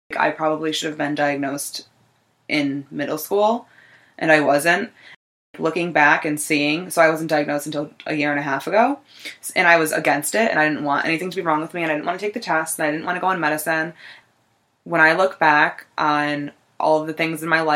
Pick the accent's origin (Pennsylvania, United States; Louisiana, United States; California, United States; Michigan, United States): Pennsylvania, United States; Scranton; I am from Scranton, Pennsylvania